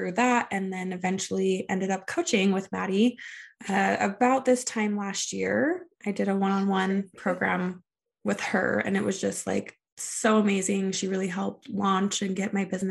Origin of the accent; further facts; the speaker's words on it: Salt Lake area, Utah, United States; I grew up in Salt Lake area